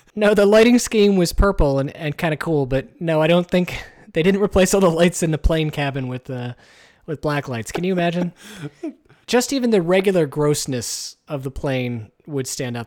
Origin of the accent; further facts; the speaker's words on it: United States; We're American